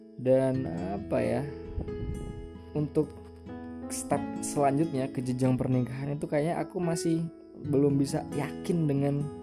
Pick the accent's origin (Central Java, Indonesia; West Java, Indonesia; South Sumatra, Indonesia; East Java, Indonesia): Central Java, Indonesia; a regency around Surakarta; accent: medok; aku dari Solo. Eh, tepatnya sebuah kabupaten di sekitar kota Surakarta